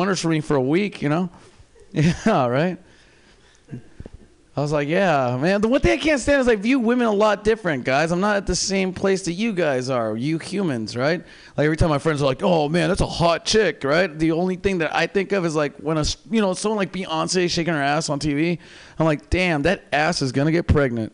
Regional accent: Seattle, Washington, United States; now in San Francisco Bay Area, United States; I'm from Seattle

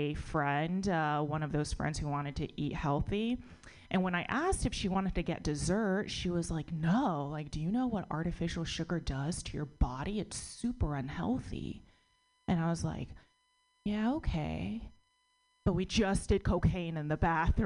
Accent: United States; born or raised there

